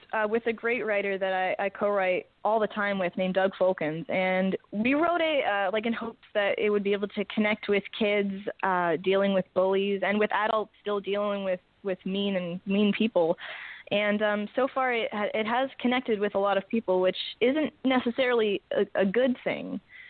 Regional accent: Toronto, Ontario, Canada; Yeah, you could go into anywhere and be like, yeah, I'm from Toronto.

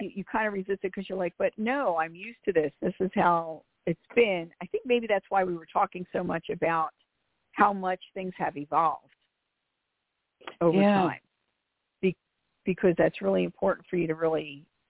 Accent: Philadelphia, Pennsylvania, United States; I am from Philly, so I speak rather quickly

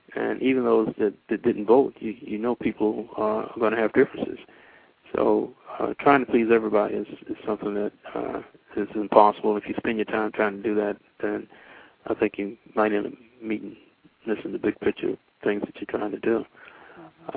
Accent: Winston-Salem, North Carolina, United States; also born or lived in Washington, D.C. / Durham, North Carolina; I was born in Washington D.C., but I was raised and grew up in Winston Salem, North Carolina. Uh, since five years old

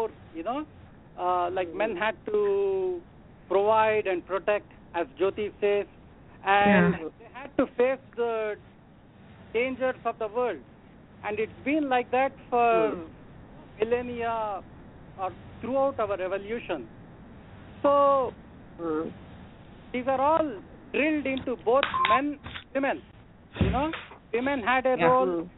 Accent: India; now in New Jersey, United States; I'm calling from New Jersey. I am an Indian.

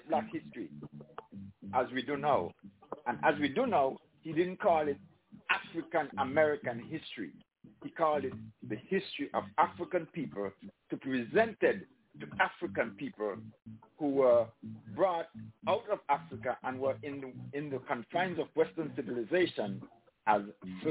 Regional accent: St. Kitts & Nevis; St. Kitts and Nevis, my home country

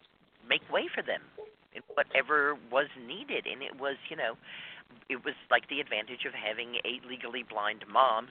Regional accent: Dallas, Texas, United States; I grew up in Dallas, Texas, and in the 50s

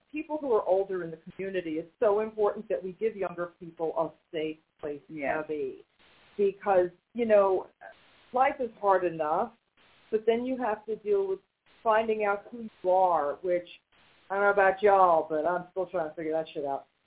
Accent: New York, United States; now in North Carolina, United States; we're originally from New York

